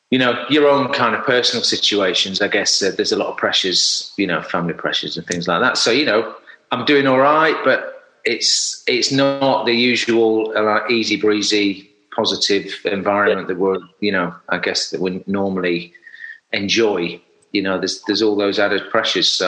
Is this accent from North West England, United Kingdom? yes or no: no; Sheffield, Yorkshire and the Humber, United Kingdom; I'm from Sheffield, so if you, if oh. anybody doesn't know Sheffield, South Yorkshire, um, and I grew up in a sort of you know semi-rural um, setting, not too far from Sheffield town centre